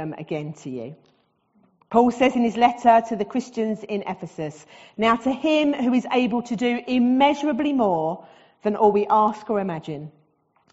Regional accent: Southend-on-Sea, East of England, United Kingdom; accent: Essex; also born or lived in Barking; now in Wickford, United Kingdom; as you can tell from my accent, I am Essex born and bred. So I was born in Barking. Most of my life I've lived in the South End.

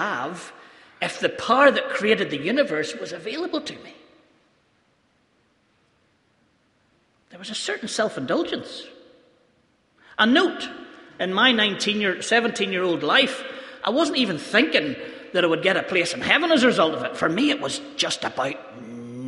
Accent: Ballymena, Northern Ireland, United Kingdom; I'm from Ballymena

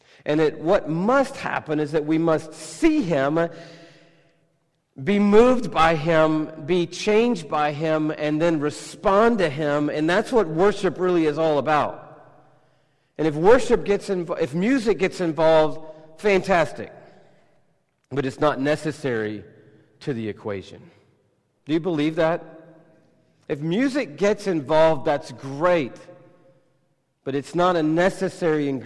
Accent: United States; I'm from America

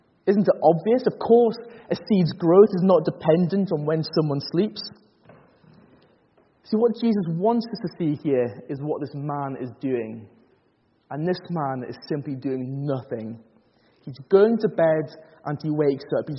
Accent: Northumberland, North East England, United Kingdom; I grew up in Northumberland

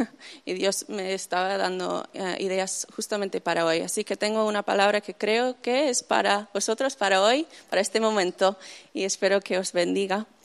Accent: Zaragoza, Aragon, Spain; accent: Spain; also born or lived in United States; Eh, y me crié ahí en España, en Zaragoza, para los que lo conocen.

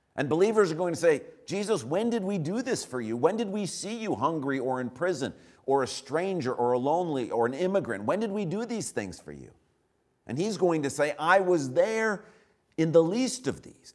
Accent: United States; we as Americans

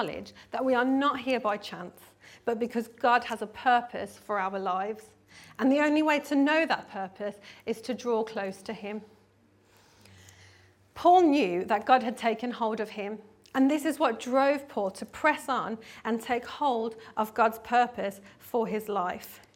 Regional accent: South Africa; I grew up in South Africa, and my primary school years were spent at Izotcha Primary School

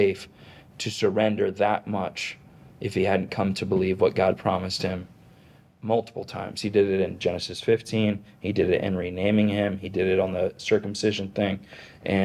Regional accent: United States; I'm an American

